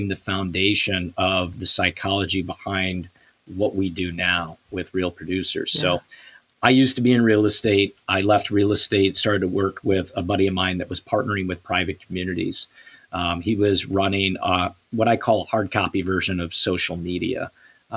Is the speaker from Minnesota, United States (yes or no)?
yes; Savage, Minnesota, United States; also born or lived in Edina, Minnesota; I grew up in Savage.